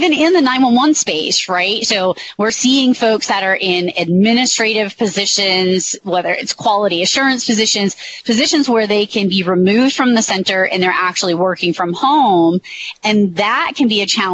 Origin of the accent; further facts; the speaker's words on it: Massachusetts, United States; I'm from Massachusetts